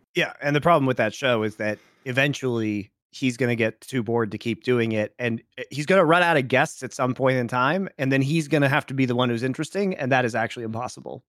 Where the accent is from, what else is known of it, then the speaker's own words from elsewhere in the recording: United States; moved away; also born or lived in Ireland; As an American